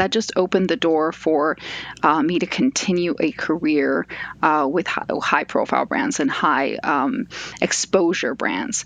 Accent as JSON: {"language": "English", "area": "a suburb of Los Angeles", "region": "California", "country": "United States", "tie": "born or raised there", "also_born_or_lived": "Buenos Aires, Argentina", "said": "I grew up in a suburb of Los Angeles."}